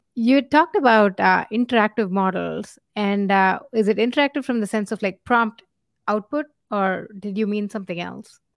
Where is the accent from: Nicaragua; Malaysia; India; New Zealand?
India; moved away; we come from India